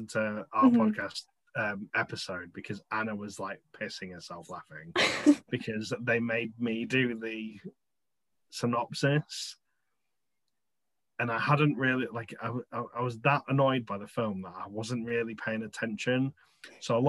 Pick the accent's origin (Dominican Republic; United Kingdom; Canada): United Kingdom; England; Being English